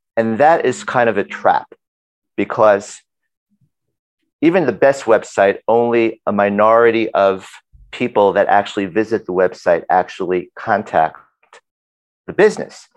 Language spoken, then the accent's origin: English; New York City, New York, United States; I grew up in Brooklyn